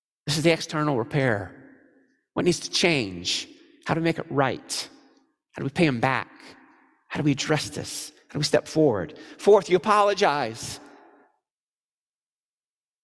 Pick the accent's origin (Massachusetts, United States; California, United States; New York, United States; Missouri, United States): Missouri, United States; I'm from Missouri